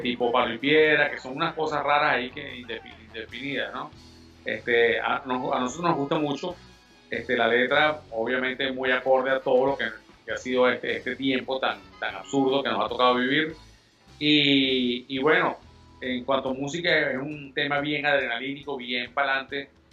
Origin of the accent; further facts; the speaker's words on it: Venezuela; nosotros somos venezolanos 100%